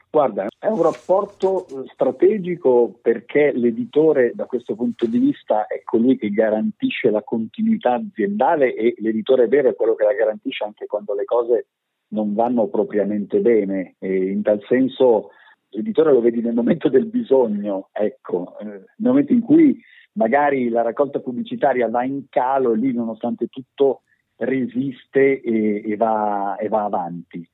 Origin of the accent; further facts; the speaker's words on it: province of Pavia, Lombardy, Italy; tutti arriviamo dalla, dalla provincia di Pavia, pure, pure Foderà è, è nativo della provincia di Pavia, che è la la terra dove sono nato anch'io.